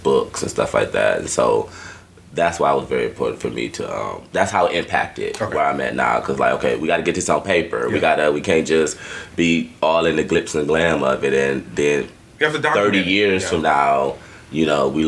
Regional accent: Detroit, Michigan, United States; moved away as an adult; also born or lived in Atlanta; now in Austin, United States; I grew up in Detroit, so I'm black as fuck

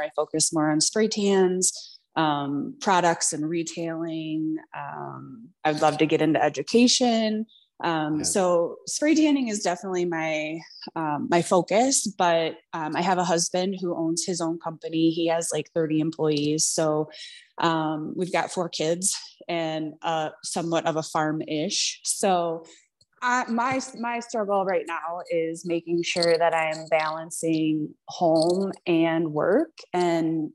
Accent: Iowa, United States; I'm from Iowa

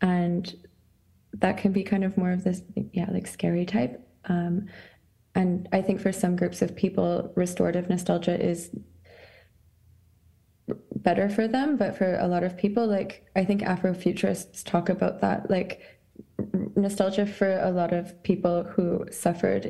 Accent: Saskatchewan, Canada; moved away as an adult; also born or lived in Montreal, Canada; now in Scotland, United Kingdom; I consider myself Ukrainian, but born in Saskatchewan on Treaty 4 territory, based in Scotland.

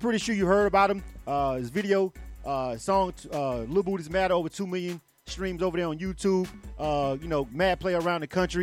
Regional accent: Florida, United States; I'm from Florida myself. So, you know, that's where I was born and raised.

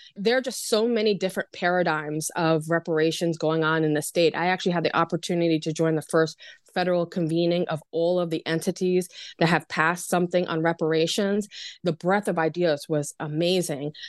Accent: Long Island, New York, United States; I'm from Long Island, so I like to refer to Levittown

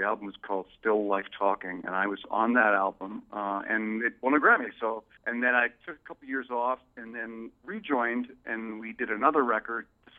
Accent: London, United Kingdom; moved away; also born or lived in Toronto; Towards the late 80s, I living in Toronto. I grew up in London, but I lived in Toronto for about 16 years.

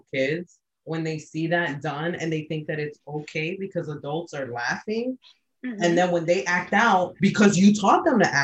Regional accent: New York, United States; I'm from New York

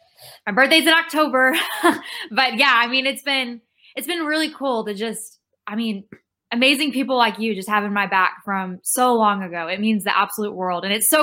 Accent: Rockwall, Texas, United States; now in Nashville, United States; I am from Rockwall, Texas, which is a small town east of Dallas, but I live in Nashville now.

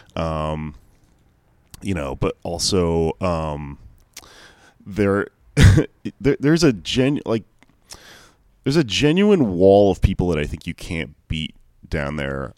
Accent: Houston, Texas, United States; I grew up in Houston

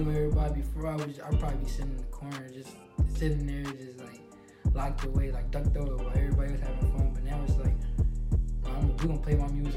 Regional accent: Harrisburg, Pennsylvania, United States; people from my hometown started seeing me going on trips back to back. I was still in school

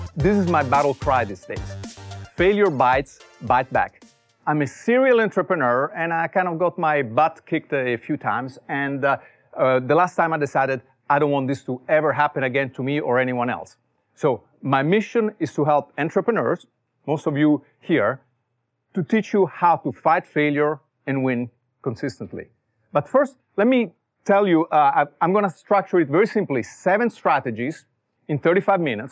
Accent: Italy; born or raised there; English is a second language; moved away as an adult; also born or lived in Silicon Valley; now in United States

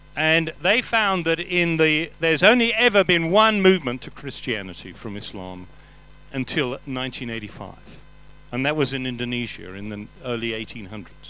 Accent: England, United Kingdom; I'm English.

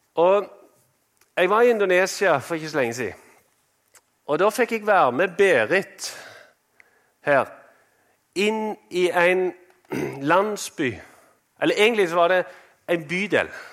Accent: Norway; moved away as an adult; vi kom fra Norge

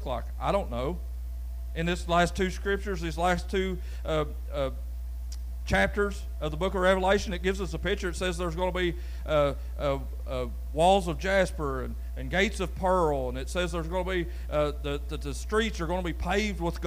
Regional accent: Brawley Creek, Kentucky, United States; growing up on Brawley Creek that was gravel

